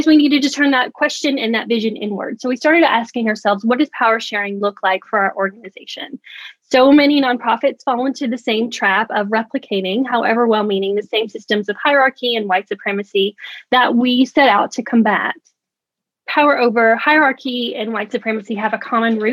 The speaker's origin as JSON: {"language": "English", "region": "Tennessee", "country": "United States", "moved": "as an adult", "lives_now": "New York, United States", "said": "I'm originally from Tennessee, but I've been in New York about 4 years now"}